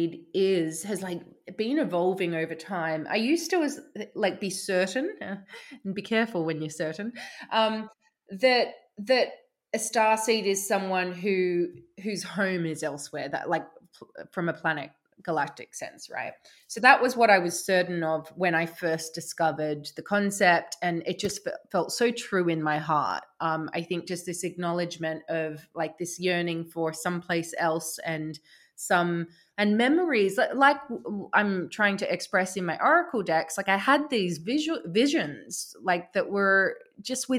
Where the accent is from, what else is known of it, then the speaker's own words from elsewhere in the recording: Australia; moved away as an adult; also born or lived in London; now in Somerset, United Kingdom; I grew up in Australia. I moved to London when I was, what, like 25. And then I now live in Somerset